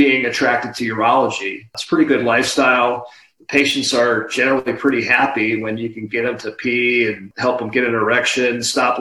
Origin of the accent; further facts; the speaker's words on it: Hawaii, United States; moved away as an adult; I grew up in Hawaii